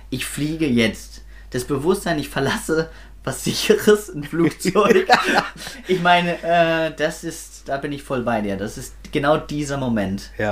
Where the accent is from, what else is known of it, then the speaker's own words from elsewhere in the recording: Swabia, Germany; da bin ich Schwabe